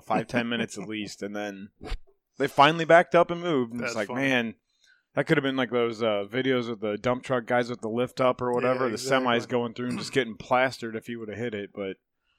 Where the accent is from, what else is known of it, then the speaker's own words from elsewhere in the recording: Chippewa Lake, United States; I grew up on Chippewa Lake, and that's what we did when we take my uncles out there.